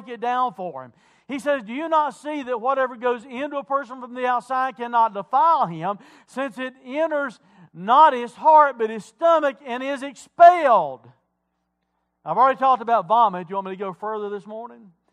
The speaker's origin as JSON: {"language": "English", "area": "Wilkes County", "region": "North Carolina", "country": "United States", "tie": "born or raised there", "said": "I grew up in Wilkes County. Moonshine capital of the world"}